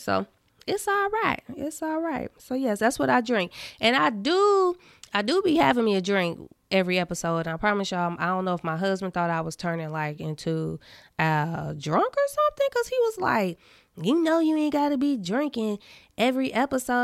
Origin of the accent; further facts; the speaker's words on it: Indiana, United States; I'm from Indiana